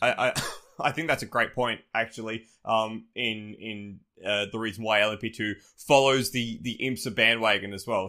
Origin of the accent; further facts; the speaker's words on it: Australia; despite being Australian